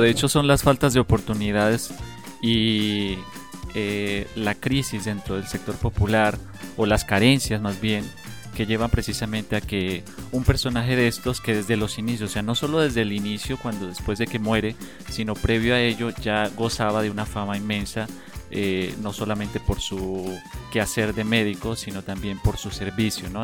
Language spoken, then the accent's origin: Spanish; Colombia; yo soy de un pueblo en Colombia